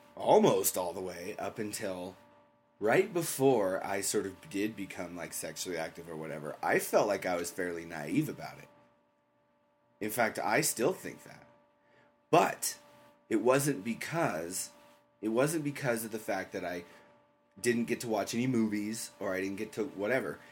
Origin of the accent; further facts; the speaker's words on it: England, United Kingdom; I grew up in England